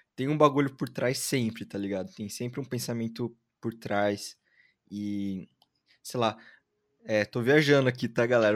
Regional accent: Jundiaí, São Paulo, Brazil; now in São Paulo, Brazil; Eu ah, nasci Ai, em Jundiaí, cresci em Jundiaí e hoje em dia tô em São Paulo

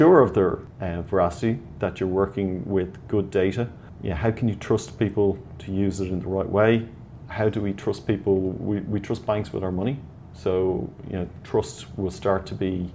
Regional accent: Ireland

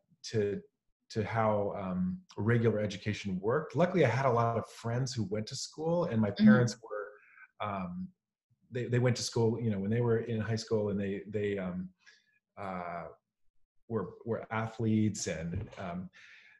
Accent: Pacific Northwest, near Portland, Oregon, United States; I grew up in the Pacific Northwest here in kind of near Portland, Oregon, just a couple hours north of here

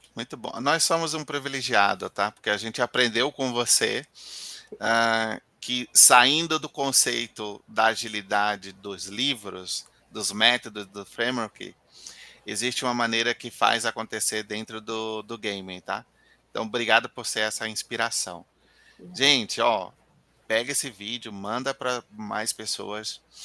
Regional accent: Bahia, Brazil; eu sou baiano

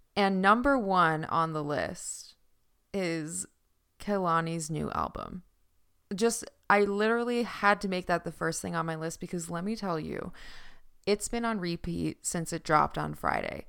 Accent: Newfoundland and Labrador, Canada; accent: Newfoundland; my Newfoundland accent

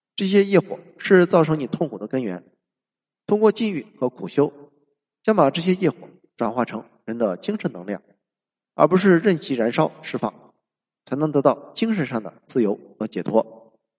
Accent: China; 而我们中国人孔子的思想是一个人

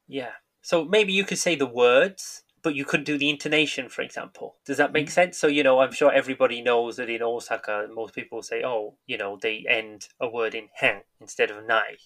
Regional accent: England, United Kingdom; first language English; moved away as an adult; now in Japan; I was born in England. I grew up in England.

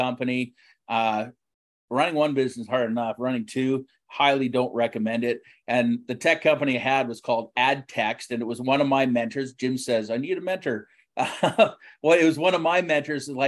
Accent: Richmond, British Columbia, Canada; I grew up in Richmond.

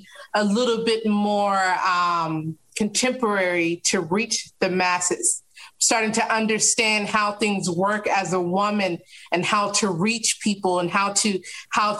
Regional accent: Tennessee, United States; also born or lived in Kentucky / North Carolina; now in Orlando, United States; I was born in Kentucky, raised in Tennessee. All of my family is from North Carolina

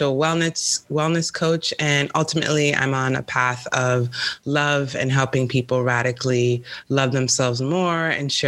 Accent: New York City, New York, United States; moved away as an adult; also born or lived in San Francisco; now in California, United States; I'm from New York City

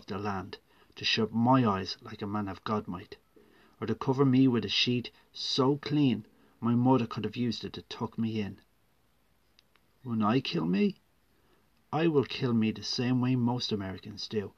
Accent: Ireland; I am a writer from Ireland

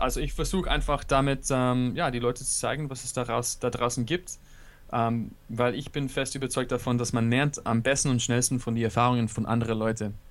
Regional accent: United States; German is a second language; now in Berlin, Germany; ich bin im USA aufgewachsen

